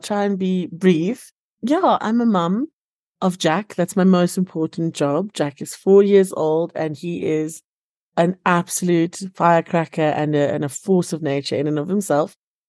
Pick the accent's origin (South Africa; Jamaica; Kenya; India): South Africa; Cape Town, Western Cape; now in Johannesburg, South Africa; And because I had this theater degree, I came up to Joburg from Cape Town.